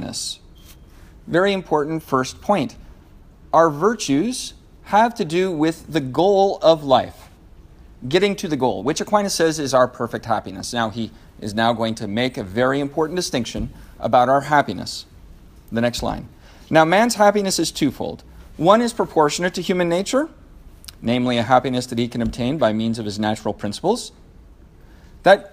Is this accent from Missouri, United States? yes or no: no; Seattle, Washington, United States; I'm from Seattle